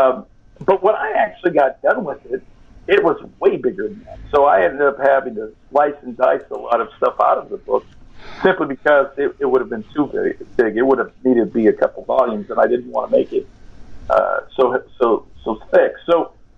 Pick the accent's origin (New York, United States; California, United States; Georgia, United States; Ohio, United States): California, United States; I'm from California, and I'm Hispanic on top of it